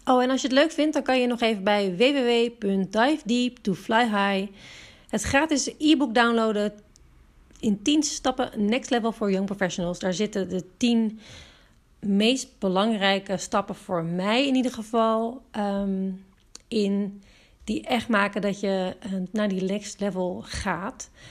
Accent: Amsterdam, North Holland, Netherlands; moved away as an adult; now in Watergang, Netherlands; ik ben dus opgegroeid in Amsterdam

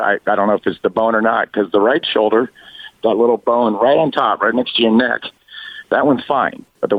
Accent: Upland, California, United States; I grew up in Upland.

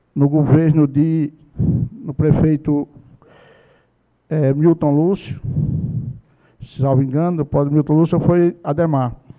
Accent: Barra de Cima, Paraíba, Brazil; da comunidade de Barra de Cima lá onde eu nasci e cresci

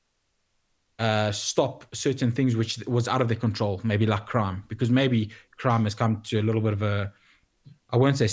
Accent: South Africa; as a South African

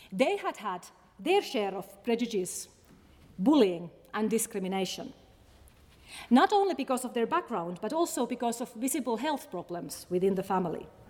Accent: Finland; English is a second language; moved away as an adult; now in Scotland, United Kingdom; I'm indeed a Finn

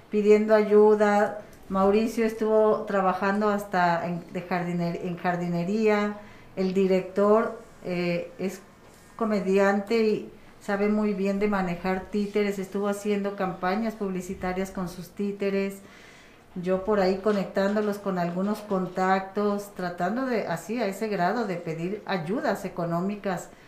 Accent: Mexico; Yo también me dedico a esto, soy gestora de arte y cultura y sé perfectamente lo mal que como sociedad mexicana estamos en este aspecto.

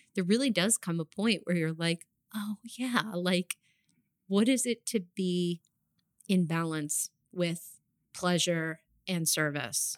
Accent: New Jersey, United States; moved away as an adult; also born or lived in New York; I grew up in New Jersey.

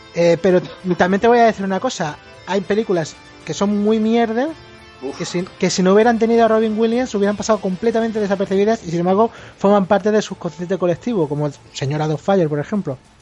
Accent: Spain; Pues yo soy español

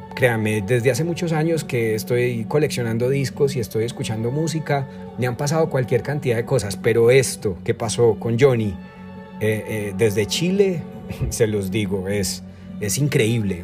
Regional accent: Colombia; also born or lived in Armenia, Quindío; yo soy colombiano, pues vivo en Colombia. Recuerden que estoy en Armenia, Quindío, Colombia.

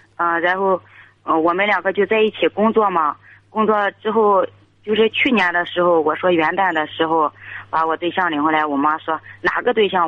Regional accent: Liaocheng, Shandong, China; 我是聊城的

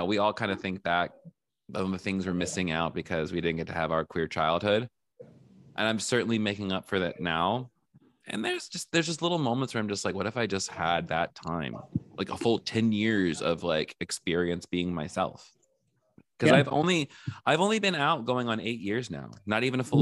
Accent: the South, United States; I grew up in the South

